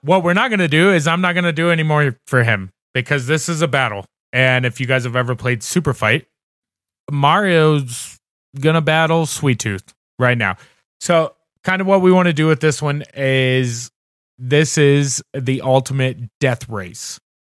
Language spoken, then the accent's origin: English; Indiana, United States; moved away; I'm originally from Indiana